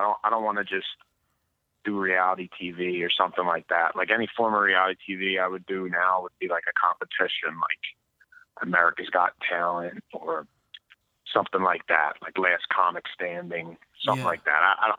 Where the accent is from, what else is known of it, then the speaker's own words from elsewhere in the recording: Philadelphia, Pennsylvania, United States; moved away as an adult; also born or lived in Chicago; growing up in South Philly